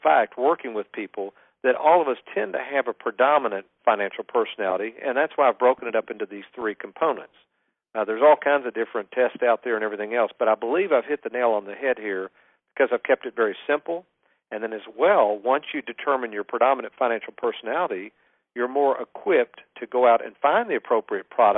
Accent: Lexington, Kentucky, United States; I grew up in Lexington, Kentucky

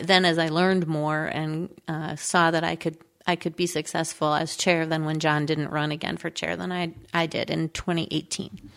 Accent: Crystal, Minnesota, United States; also born or lived in South Dakota; I grew up in Crystal, Minnesota, with my mom

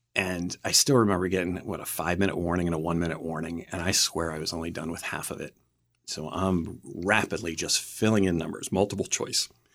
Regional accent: Camp Hill, Pennsylvania, United States; I grew up near Harrisburg, Pennsylvania, a town called Camp Hill

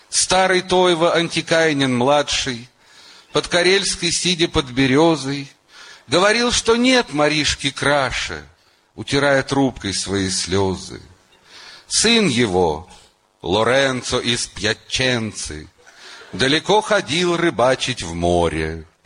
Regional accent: Moscow, Russia; я из Москвы, он из Душанбе.

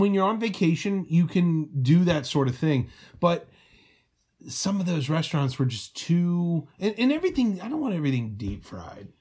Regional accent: Cincinnati, Ohio, United States; my family is from Kentucky and I grew up in Cincinnati

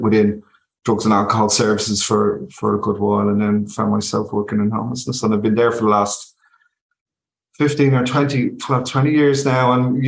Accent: Dublin, Leinster, Ireland; also born or lived in London; I'm from East Wall originally. I come from the north easterner city

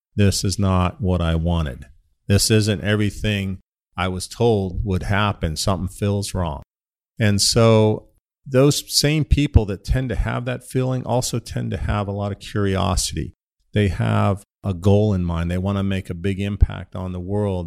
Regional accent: Ohio, United States; moved away as an adult; also born or lived in Pittsburgh, Pennsylvania; now in Phoenix, United States; I grew up in Ohio

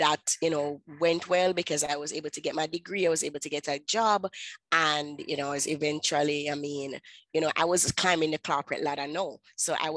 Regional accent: Kingston, Jamaica; I'm from Kingston, Jamaica

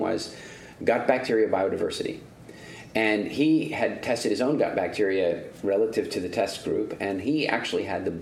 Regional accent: Eastern Canada, Canada; also born or lived in South Africa; growing up in Eastern Canada

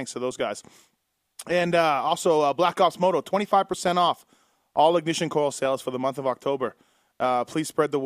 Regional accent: Canada; now in Las Vegas, United States; Me being a Canadian.

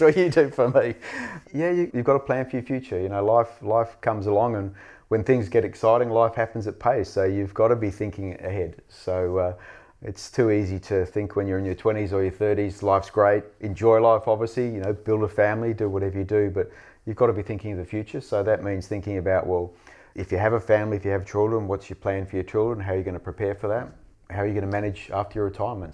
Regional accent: Western Australia, Australia; I grew up in Western Australia, I grew up in the seventies

